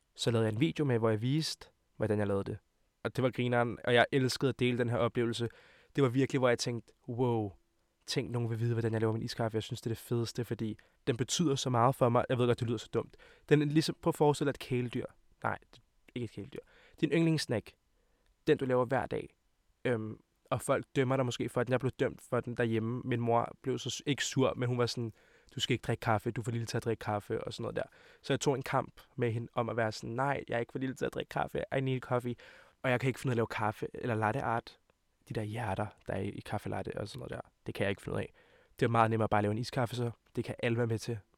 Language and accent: Danish; Hvidovre, Capital Region of Denmark, Denmark; jeg kommer fra Hvidovre af, og mine forældre kommer fra Montenegro af